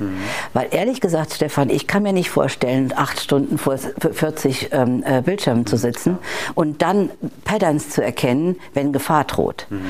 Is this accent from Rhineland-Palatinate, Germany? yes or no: yes; Rhineland-Palatinate, Germany; ich komme ja gebürtig aus Rheinland-Pfalz